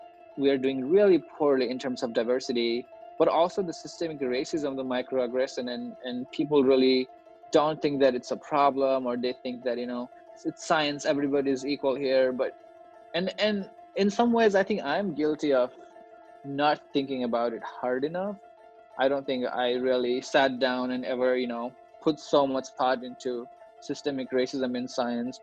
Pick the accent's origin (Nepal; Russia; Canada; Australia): Nepal; now in United States; I grew up in Nepal